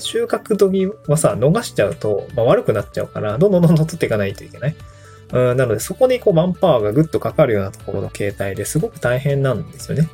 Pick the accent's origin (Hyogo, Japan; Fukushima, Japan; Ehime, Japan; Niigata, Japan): Niigata, Japan; also born or lived in Tokyo; now in Awaji Island, Japan; 僕新潟出身